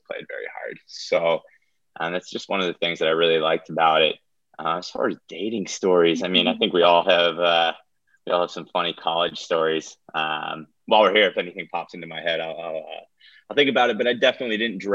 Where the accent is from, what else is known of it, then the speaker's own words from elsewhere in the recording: just outside Philadelphia, New Jersey, United States; moved away as an adult; also born or lived in Athens, Georgia; I grew up just outside Philadelphia in South Jersey.